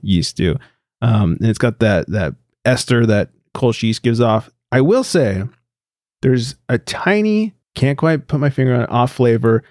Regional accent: California, United States; we're all from California

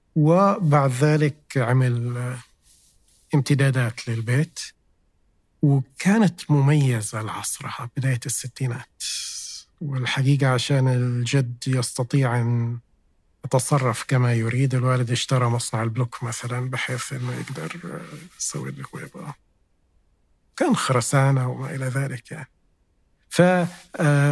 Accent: Jeddah, Makkah Province, Saudi Arabia; أنا من أهل جدة

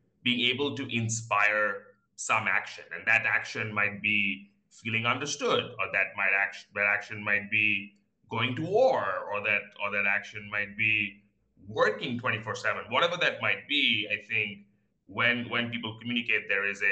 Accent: India; moved away as an adult; also born or lived in New York; now in Singapore; I grew up in India and went for undergrad in Singapore

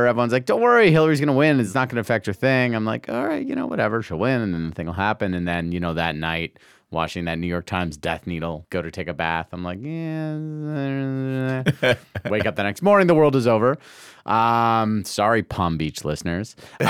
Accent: Toronto, Ontario, Canada; I'm from Toronto.

